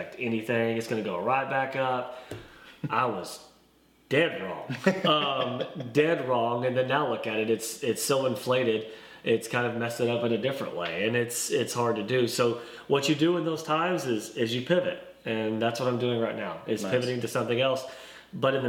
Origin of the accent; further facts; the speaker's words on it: Sallisaw, Oklahoma, United States; moved away as an adult; now in Arkansas, United States; I am from a small town in eastern Oklahoma called Salisaw, right off I-40. It's a McDonald's, as a lot of people know it by. And I grew up there